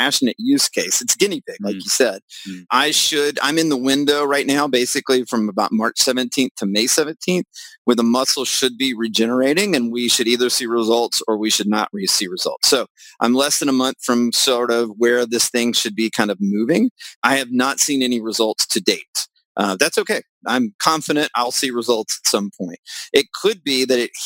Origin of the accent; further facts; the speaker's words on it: the South, United States; I'm from the South